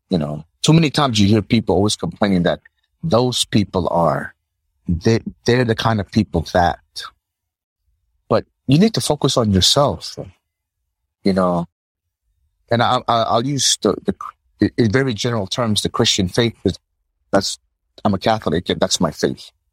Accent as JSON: {"language": "English", "country": "Palau", "tie": "born there", "also_born_or_lived": "United States", "said": "I was born in Palau, living in the West Coast, living in the East Coast of the US, come back to Palau."}